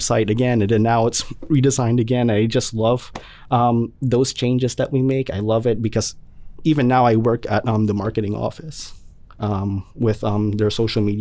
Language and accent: English; Wallingford, Connecticut, United States; I'm from Wallingford.